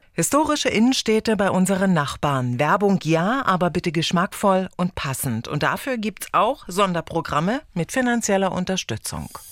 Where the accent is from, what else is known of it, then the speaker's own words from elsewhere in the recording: Upper Lusatia, Saxony, Germany; bei uns in Sachsen in der Oberlausitz